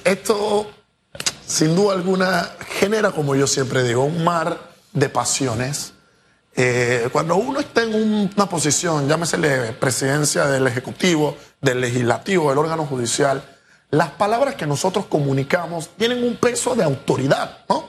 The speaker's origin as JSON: {"language": "Spanish", "country": "Panama", "said": "¿dónde está la realidad de mi país? ¿Dónde está Panamá?"}